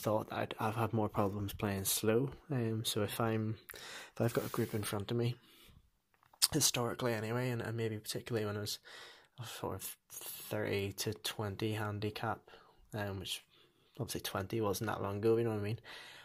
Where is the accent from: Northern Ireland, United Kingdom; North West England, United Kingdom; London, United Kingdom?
Northern Ireland, United Kingdom; moved away as an adult; now in Dunfermline, United Kingdom; I am originally from Northern Ireland